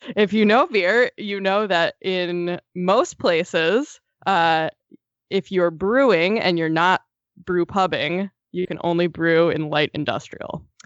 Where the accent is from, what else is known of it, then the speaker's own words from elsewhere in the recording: East Coast, United States; I grew up on the East Coast